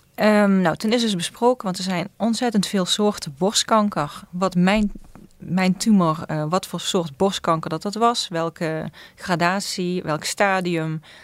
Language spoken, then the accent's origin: Dutch; Susteren, Limburg, Netherlands; ik kom uit Zusteren